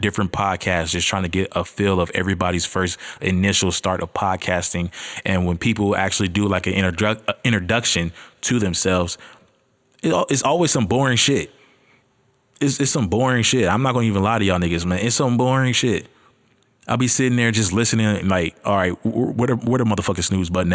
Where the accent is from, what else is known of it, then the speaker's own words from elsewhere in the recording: Los Angeles, California, United States; I'm from Los Angeles, California